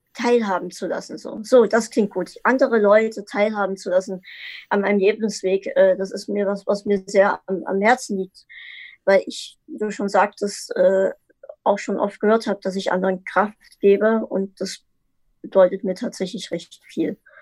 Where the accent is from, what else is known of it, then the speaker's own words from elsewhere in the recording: Dresden, Saxony, Germany; Ich, ich komme aus Dresden, äh, Sachsen.